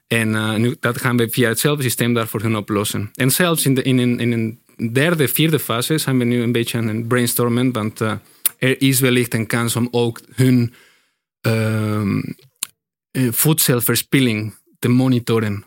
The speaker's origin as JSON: {"language": "Dutch", "country": "Mexico", "second_language": "Dutch", "moved": "as an adult", "lives_now": "Netherlands"}